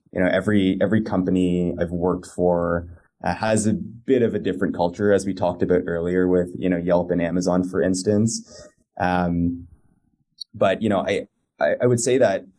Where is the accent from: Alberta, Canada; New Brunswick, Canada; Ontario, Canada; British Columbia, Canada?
Ontario, Canada; Toronto; moved away as an adult; also born or lived in New York City / San Francisco; now in Los Angeles, United States; I was born and raised out in Toronto as well, went to school out there